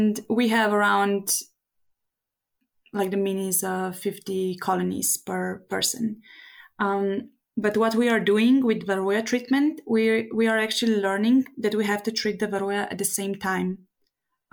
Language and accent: English; Slovenia; I'm a beekeeper from Slovenia.